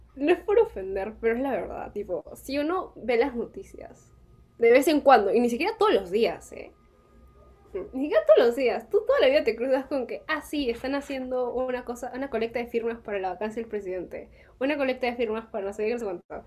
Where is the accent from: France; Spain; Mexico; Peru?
Peru; nosotros como peruanos